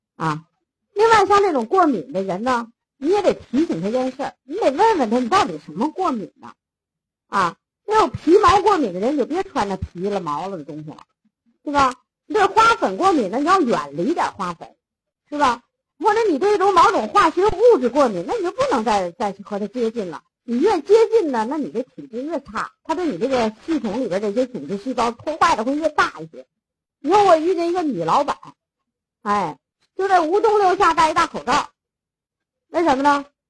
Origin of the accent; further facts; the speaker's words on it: China; 咱中国人